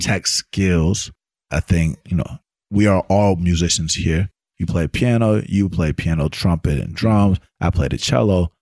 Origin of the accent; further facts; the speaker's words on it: Atlanta, Georgia, United States; growing up in Atlanta as a studio musician